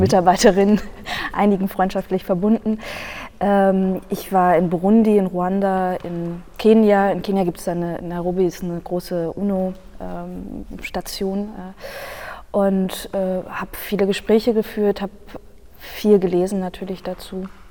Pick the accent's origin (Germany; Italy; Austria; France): Germany; in dem Land, in dem ich aufgewachsen bin